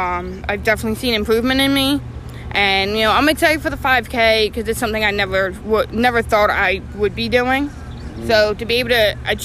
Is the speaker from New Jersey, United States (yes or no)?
yes; Absecon, New Jersey, United States; I'm from Absecon